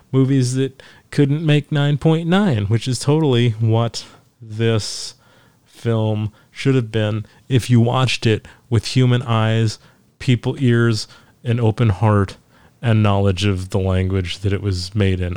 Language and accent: English; Forsyth County, Georgia, United States; it's from my hometown, if I do the the Forsyth County News from Forsyth County, Georgia